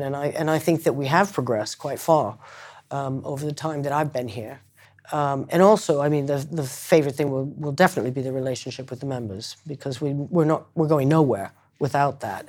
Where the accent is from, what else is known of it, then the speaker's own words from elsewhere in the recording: Concord, Massachusetts, United States; moved away; also born or lived in Ireland; I was adopted from Ireland by, uh, American parents and, um, uh, grew up in Concord, Massachusetts